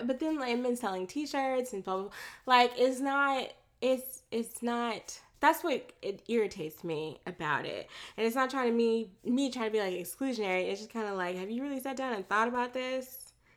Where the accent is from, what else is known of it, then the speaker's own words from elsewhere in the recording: Florida, United States; moved away; also born or lived in Texas; I was born in Florida. I was not born in Texas, um, but I have lived in the South my entire life. I've only lived in Florida and um, Texas.